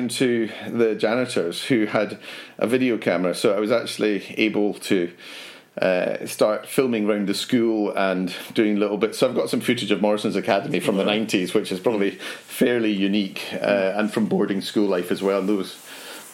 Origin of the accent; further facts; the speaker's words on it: Edinburgh, Scotland, United Kingdom; So I was Edinburgh, and it's more a case of which school didn't I go to in Edinburgh